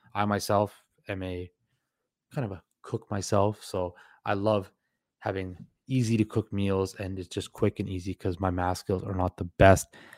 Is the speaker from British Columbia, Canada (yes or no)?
yes; Surrey, British Columbia, Canada; also born or lived in Vancouver, British Columbia; I was born in Vancouver, British Columbia, but raised in Surrey, B C